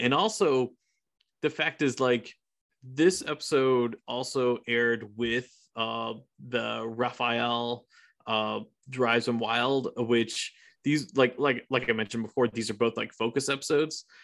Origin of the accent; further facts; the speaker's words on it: Iran; now in United States; my home country, I, Iran